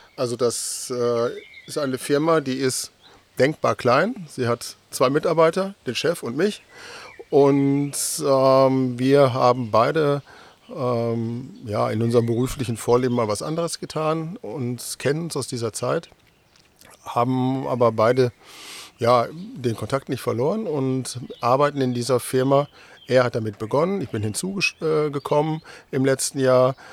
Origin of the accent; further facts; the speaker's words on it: North Rhine-Westphalia, Germany; moved away as an adult; now in Delmenhorst, Germany; bin gebürtiger äh, Westfale